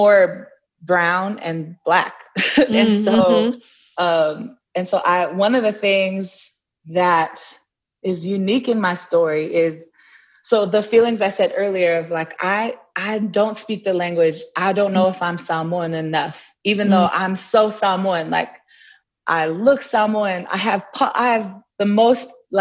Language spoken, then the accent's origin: English; Inland Empire, Southern California, United States; also born or lived in Long Beach, California; I grew up in so the Inland Empire